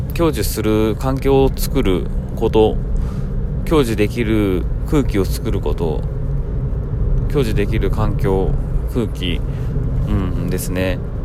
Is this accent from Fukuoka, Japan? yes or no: yes; Tagawa, Fukuoka, Japan; これを培ってきたのは間違いなく田川という場所であり